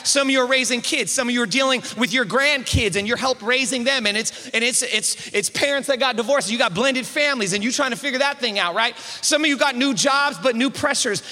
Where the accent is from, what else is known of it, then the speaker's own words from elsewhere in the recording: East Bay, San Francisco Bay Area, California, United States; born and raised in the Bay Area of San Francisco, East Bay